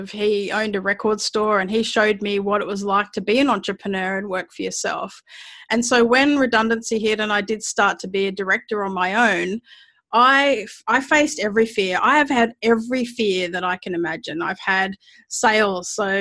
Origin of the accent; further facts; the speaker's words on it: Mount Gambier, South Australia, Australia; I grew up in Mount Gambier, which is in a little country town in Australia